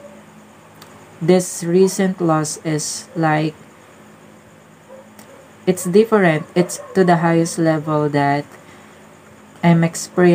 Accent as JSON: {"language": "English", "country": "Philippines", "said": "I'm from Philippines"}